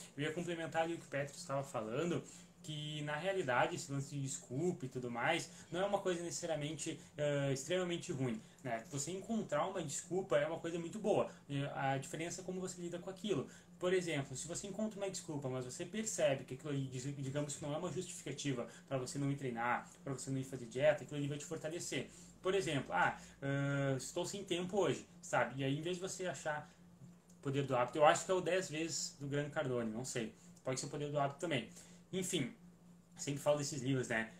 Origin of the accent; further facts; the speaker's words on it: Gaúcho, Rio Grande do Sul, Brazil; a gente é gaúcho